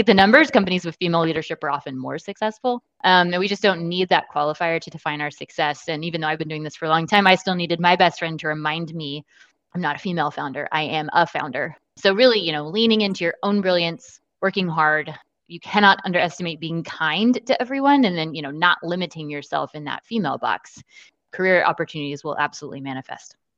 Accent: Austin, Texas, United States; moved away as an adult; now in San Antonio, United States; I'm originally from Austin, where I was born and raised

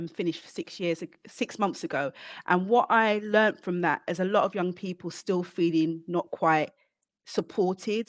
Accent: London, United Kingdom; I came from Hackney.

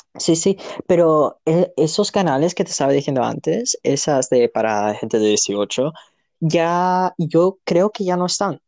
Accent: Andalusia, Spain; accent: Andalusian; also born or lived in Canada / Chile; El, andaluz no tiene su lenguaje, simplemente que nos comemos un montón de palabras

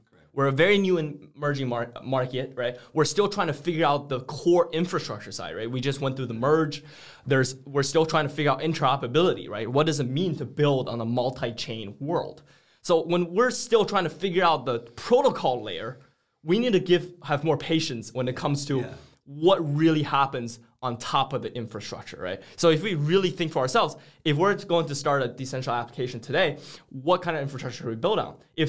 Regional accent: China; now in United States; we live in the US right now, and I come from China, which is also a pretty established economy.

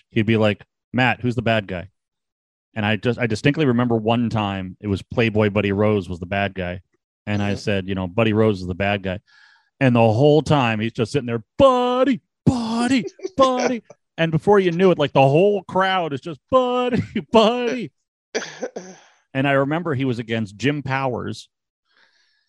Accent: Ottawa, Ontario, Canada; I'm from the Ottawa area

